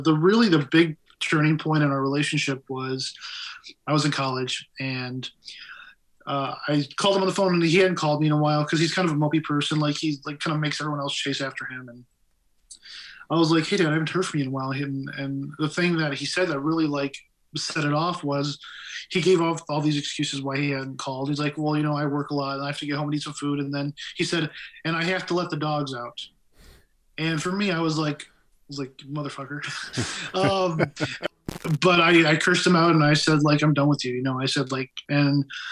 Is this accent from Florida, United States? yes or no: no; Big Rapids, Michigan, United States; also born or lived in Flint, Michigan; he moved us over to Big Rapids